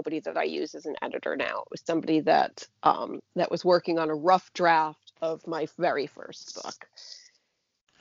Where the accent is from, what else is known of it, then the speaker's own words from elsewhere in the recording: New Hampshire, United States; I'm from New Hampshire. It's very Granite State.